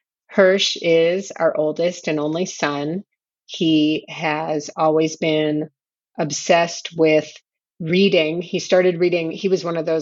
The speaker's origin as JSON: {"language": "English", "town": "Chicago", "region": "Illinois", "country": "United States", "tie": "born or raised there", "also_born_or_lived": "Berkeley, California / Richmond, Virginia", "moved": "as an adult", "lives_now": "Jerusalem", "said": "John, my husband, and I were both born and raised in Chicago"}